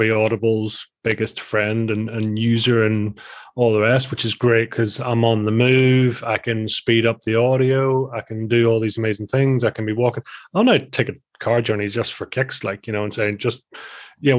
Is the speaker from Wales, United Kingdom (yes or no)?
no; just outside of Belfast, Northern Ireland, United Kingdom; I am from the little old Ireland of Ireland, Island of Ireland. So so from the north part of Ireland and just outside of Belfast